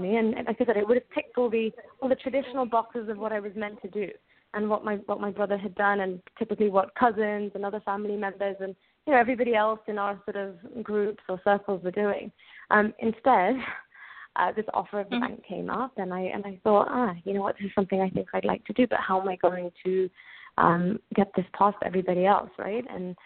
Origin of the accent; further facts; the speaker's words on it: Oxford, South East England, United Kingdom; I was born and brought up in England, in Oxford, England